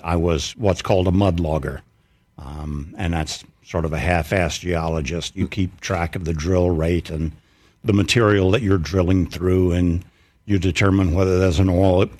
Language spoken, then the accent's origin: English; Mississippi, United States; I'm from Mississippi